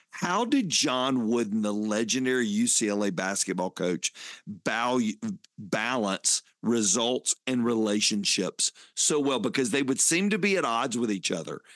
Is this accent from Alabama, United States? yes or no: no; Fayetteville, Georgia, United States; Growing up in Fayetteville, Georgia, those were my hometown